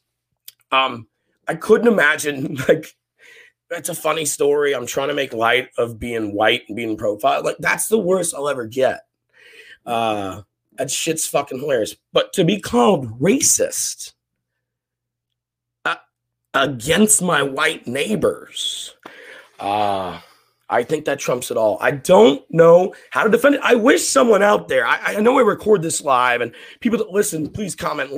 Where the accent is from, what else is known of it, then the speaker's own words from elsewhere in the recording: West Coast of Scotland, United Kingdom; moved away; I'm a Scotsman, a Catholic from the West Coast of Scotland. And I grew up in the 80s and 90s